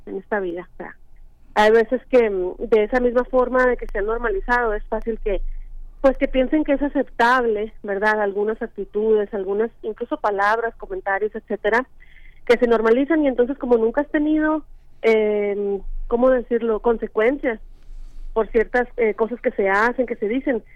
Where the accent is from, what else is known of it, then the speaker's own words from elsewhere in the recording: Sonora, Mexico; yo crecí en Sonora